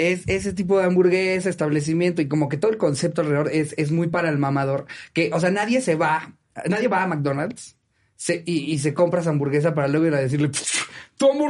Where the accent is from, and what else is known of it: Mexico